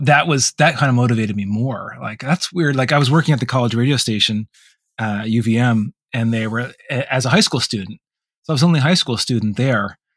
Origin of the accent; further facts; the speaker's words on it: Vermont, United States; moved away; in Vermont, there wasn't a lot of alternatives